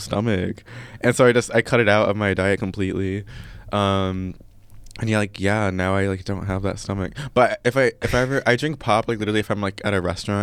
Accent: Chicago, Illinois, United States; I'm from Chicago

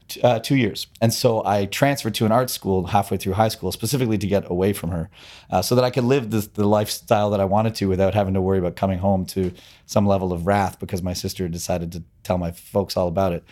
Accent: Toronto, Ontario, Canada; I grew up in Scarborough, you know, a suburban, suburban, uh, neighborhood outside of Toronto

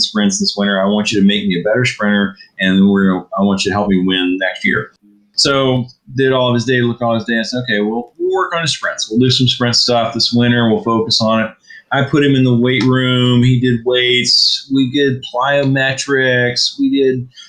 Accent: Virginia, United States; I'm from Virginia

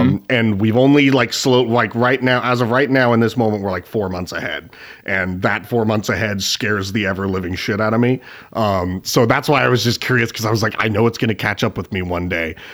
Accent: Spokane, Washington, United States; my hometown of Spokane, Washington

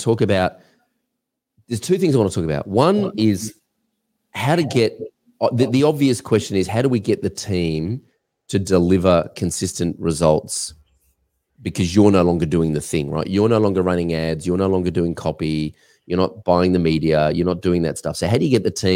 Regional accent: Australia; I'm an Australian

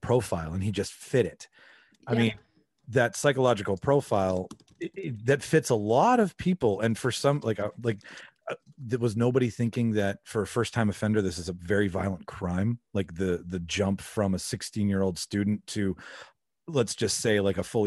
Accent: Canada; we're both Canadian

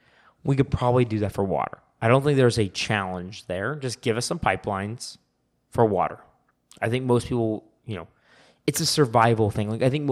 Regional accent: San Diego, California, United States; Oh, we're from California, San Diego, and we have actually unlimited supply called the Pacific Ocean.

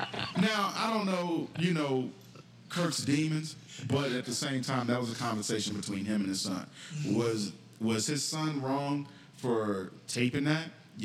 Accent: the South, United States; growing up in the South

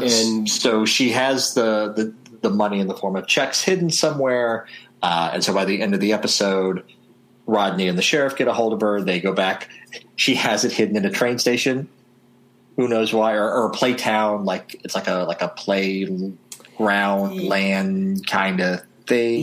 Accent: Southern Illinois, United States; my hometown in Southern Illinois

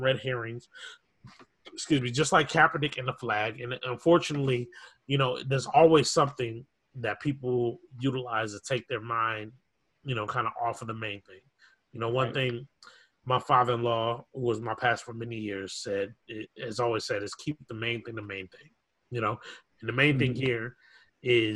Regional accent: Minneapolis, Minnesota, United States; I grew up in South Minneapolis dealing with this stuff.

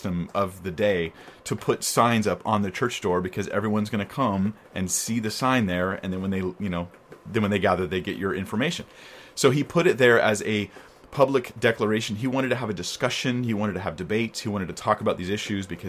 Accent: United States; I'm American

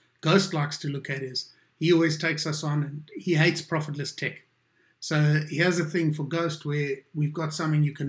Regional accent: South Africa; As a South African

